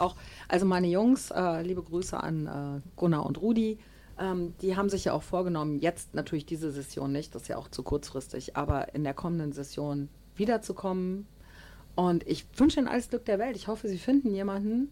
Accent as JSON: {"language": "German", "town": "Düsseldorf", "region": "North Rhine-Westphalia", "country": "Germany", "said": "bei uns in Düsseldorf"}